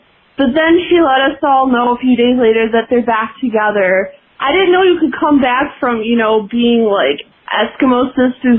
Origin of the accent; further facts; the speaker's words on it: Wisconsin, United States; my hometown, which is basically the Wisconsin version of Rockford, Illinois